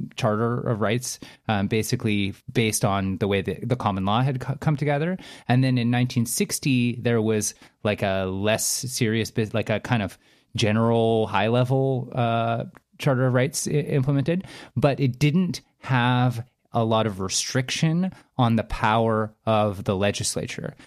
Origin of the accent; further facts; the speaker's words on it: Canada; as English-speaking Canadians